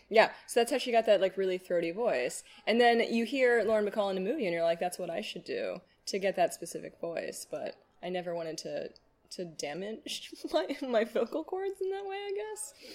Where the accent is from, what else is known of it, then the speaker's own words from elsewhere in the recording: United States; I grew up in Hamilton County